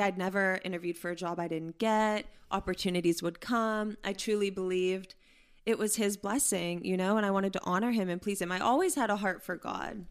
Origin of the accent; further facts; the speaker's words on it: Pittsburgh, Pennsylvania, United States; moved away; I'm from Pittsburgh, Pennsylvania.